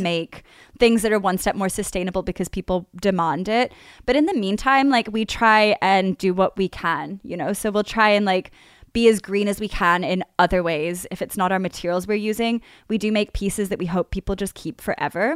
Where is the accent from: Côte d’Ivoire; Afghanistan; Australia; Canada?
Australia; moved away as an adult; now in London, United Kingdom; I was doing high school in Australia.